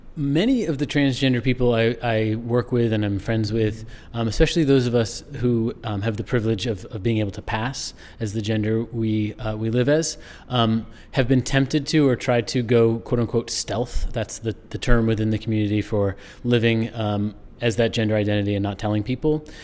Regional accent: rural Maine, United States; I grew up not in New Hampshire, but in rural Maine

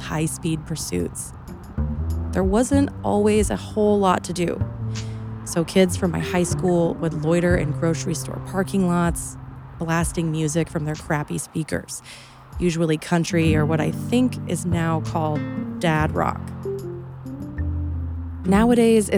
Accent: Pierce County, Washington, United States; I grew up in Pierce County

